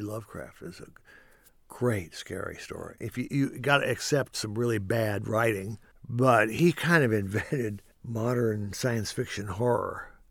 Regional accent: Kentucky, United States; moved away as an adult; now in Los Angeles, United States; growing up in Kentucky

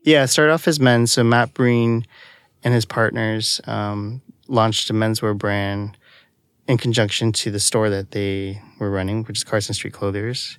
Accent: Toronto, Ontario, Canada; I'm originally from Toronto, Canada.

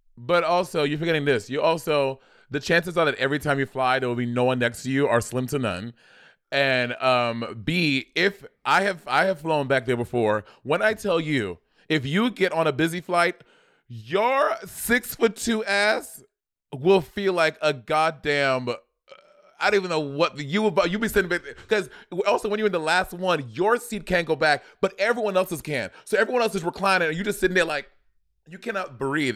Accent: New York, United States; I grew up in New York

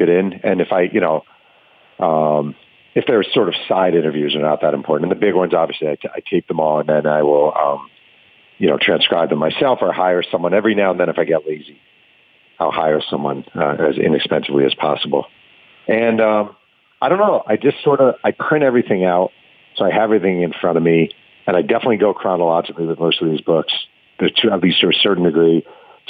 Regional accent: East Coast, United States; moved away as an adult; now in Southern California, United States; When I was a kid growing up on the East Coast

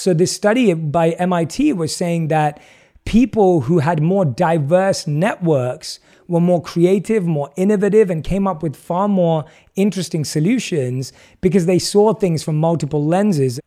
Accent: London, United Kingdom; I was born and raised in London and grew up as an average Londoner.

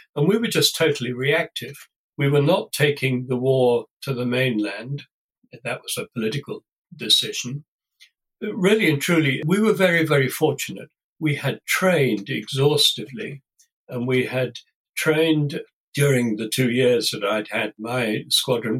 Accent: Warwickshire, West Midlands, United Kingdom; I was brought up in Warwickshire in the centre of England.

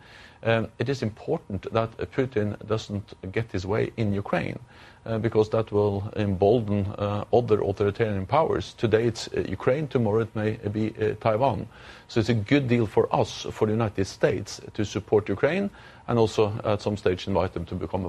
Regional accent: Norway; I'm from Norway, and Norway is bordering Russia.

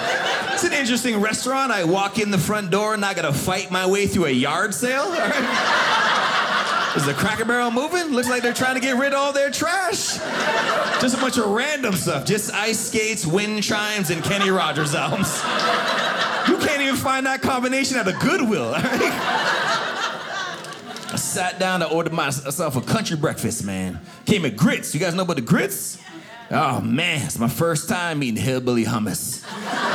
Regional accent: Canada; moved away as an adult; now in Atlanta, United States; growing up in Canada

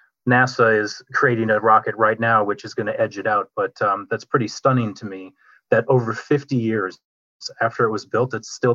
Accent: Minneapolis, Minnesota, United States; I grew up in the Twin Cities

